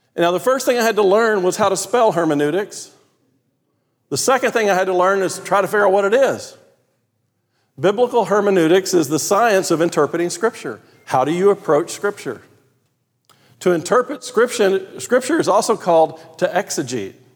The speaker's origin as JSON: {"language": "English", "region": "Texas", "country": "United States", "tie": "born or raised there", "accent": "Texan", "said": "I grew up in a place where, in my language, none of those things mattered."}